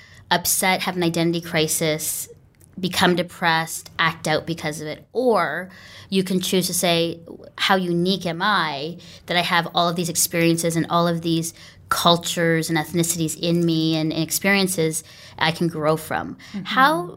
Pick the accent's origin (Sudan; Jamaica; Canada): Canada; I never wanted to learn Tagalog at all. I'm like, I'm Canadian, I'm just English.